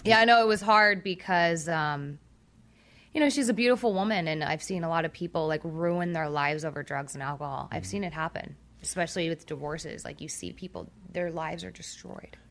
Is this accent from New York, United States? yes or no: no; Orange County, California, United States; I grew up in Orange County.